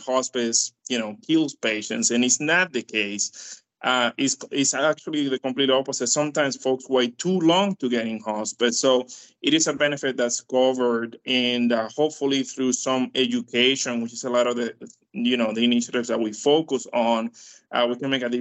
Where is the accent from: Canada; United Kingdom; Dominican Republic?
Dominican Republic; now in United States; I am from Dominican Republic